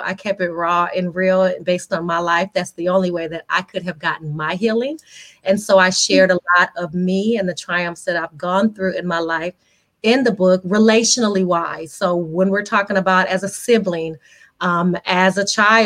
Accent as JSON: {"language": "English", "town": "Las Vegas", "region": "Nevada", "country": "United States", "tie": "born or raised there", "said": "I'm born and raised in Las Vegas."}